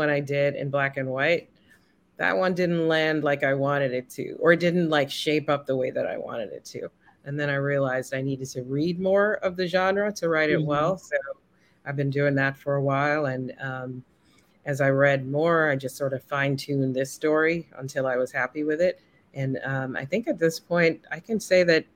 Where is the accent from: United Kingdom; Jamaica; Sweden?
Jamaica; also born or lived in Canada / New York City, United States / Washington, D.C., United States; now in Philadelphia, United States; I grew up in Jamaica, and I was born in Canada